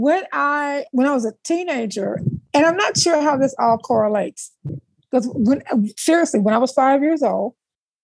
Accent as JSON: {"language": "English", "town": "South Bend", "region": "Indiana", "country": "United States", "tie": "born or raised there", "also_born_or_lived": "Atlanta, Georgia", "moved": "as an adult", "said": "I'm originally from South Bend, Indiana. I grew up in South Bend, Indiana."}